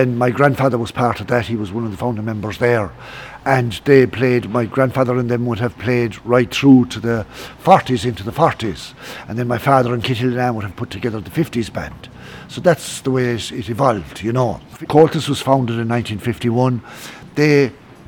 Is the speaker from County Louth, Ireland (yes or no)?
no; Kilfenora, County Clare, Ireland; at home in Claddagh in Kilfenora